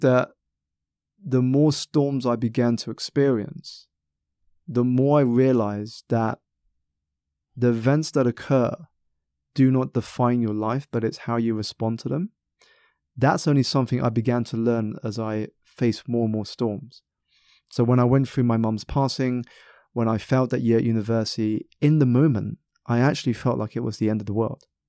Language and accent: English; South East England, United Kingdom; I was born in Southeast England, um, very much part of a minority